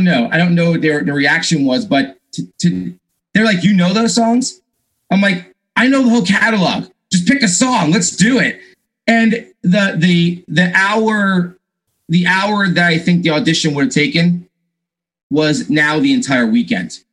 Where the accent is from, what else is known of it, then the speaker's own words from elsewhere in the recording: Long Island, New York, United States; I grew up on Long Island, New York